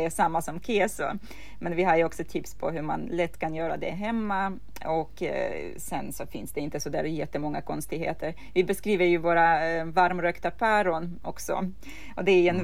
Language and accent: Swedish; Ukraine; now in Sweden; som en ukrainare som har fötts och uh, vuxit upp och ätit den här maten hela livet